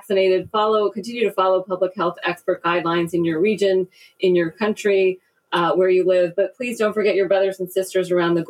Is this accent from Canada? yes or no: no; India; I am from India